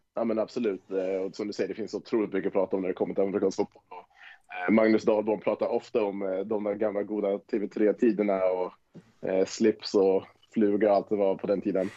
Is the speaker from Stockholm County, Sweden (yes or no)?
yes; Tyresö, Stockholm County, Sweden; also born or lived in Wisconsin; Vi kommer ju från Tyresö båda två